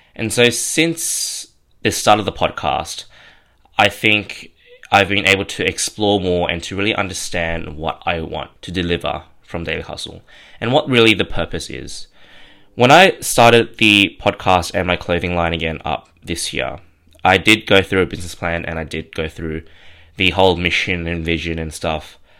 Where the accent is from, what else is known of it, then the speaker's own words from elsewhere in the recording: Sydney, New South Wales, Australia; born and raised in Kamarada, which is out in southwestern Sydney.